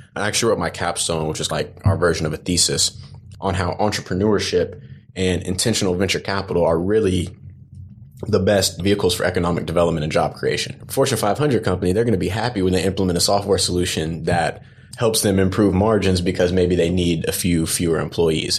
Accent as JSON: {"language": "English", "town": "Dallas", "region": "Texas", "country": "United States", "tie": "born or raised there", "also_born_or_lived": "Atlanta", "moved": "yes", "said": "I grew up in Dallas"}